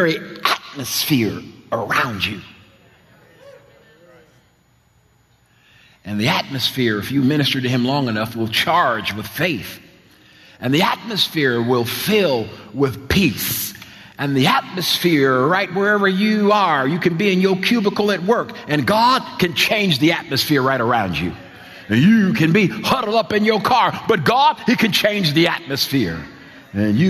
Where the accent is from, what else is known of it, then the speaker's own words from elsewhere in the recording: New Jersey shore, United States; moved away; I grew up at the beach. I'm Jersey boy, you know, raised at the shore